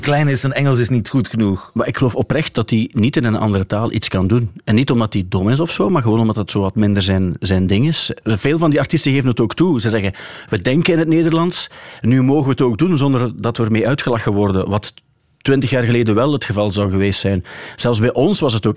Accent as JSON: {"language": "Dutch", "area": "West Flemish", "region": "West Flanders", "country": "Belgium", "said": "als West-Vlaming"}